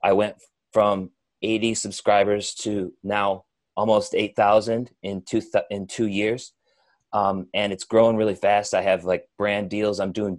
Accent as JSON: {"language": "English", "town": "Geneseo", "region": "New York", "country": "United States", "tie": "born or raised there", "moved": "yes", "lives_now": "Boston, United States", "said": "Upstate New York, Western New York, Geneseo."}